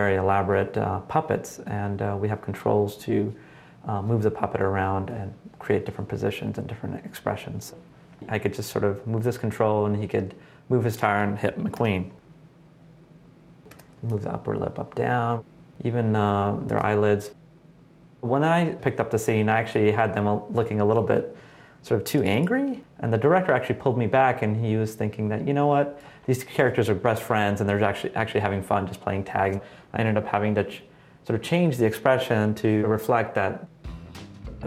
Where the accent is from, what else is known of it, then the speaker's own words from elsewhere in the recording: San Bernardino, California, United States; I was raised in Southern California. My parents owned a motel in San Bernardino, California.